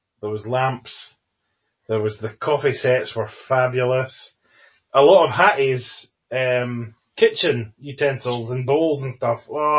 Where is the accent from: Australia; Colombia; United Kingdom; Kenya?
United Kingdom; That's only because they know we'd complain because we're British.